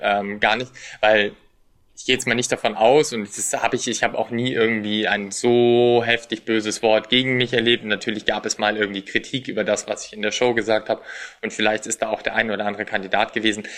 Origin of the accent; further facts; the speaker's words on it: Germany; Als deutscher Teilnehmer